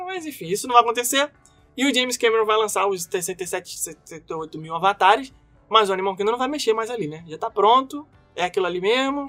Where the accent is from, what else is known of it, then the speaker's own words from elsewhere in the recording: Brazil; accent: Brazilian; now in United States; eu sou brasileiro e eu falo português